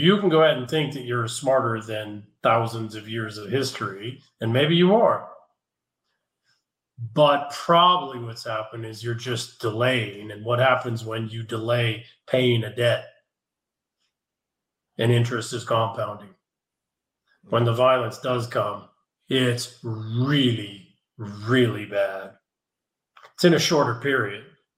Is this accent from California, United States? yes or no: yes; San Francisco, California, United States; moved away as an adult; I just moved from San Francisco. Sadly, it breaks my heart to leave my hometown.